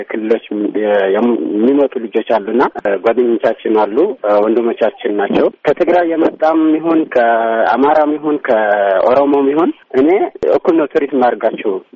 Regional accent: Tigray, Ethiopia; የትግራይ ተወላጅ ነኝ።

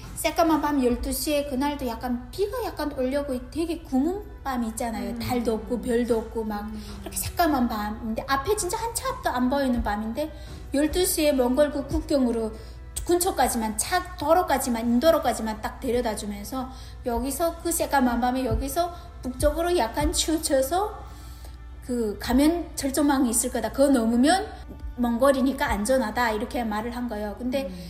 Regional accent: North Korea; accent: North Korean dialect; also born or lived in South Korea; now in Georgia, United States; 우리 북한 또 사투리가 또 있잖아요. 저 지금도 저는 쓰지만

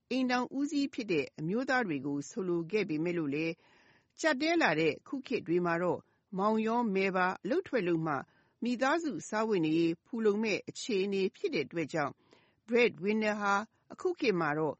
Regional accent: Myanmar

